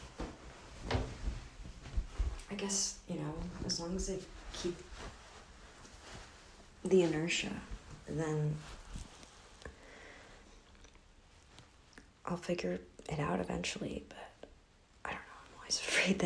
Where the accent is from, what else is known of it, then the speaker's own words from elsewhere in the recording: Michigan, United States; now in New York, United States; I'm from Michigan